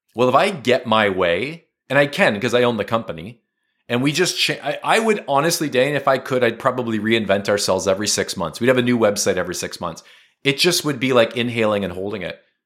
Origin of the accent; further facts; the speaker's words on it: Canada; as a Canadian, we're bilingual. We're a bilingual country